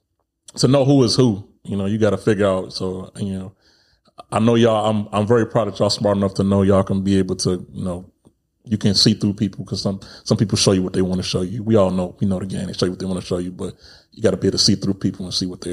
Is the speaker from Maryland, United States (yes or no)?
no; Chicago, Illinois, United States; moved away; also born or lived in East Coast / North Dakota; I'm from Chicago